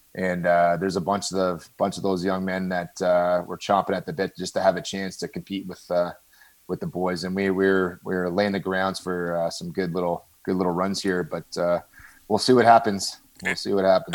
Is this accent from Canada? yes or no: yes; Toronto, Ontario, Canada; also born or lived in Brooklin, Ontario; I grew up in Scarborough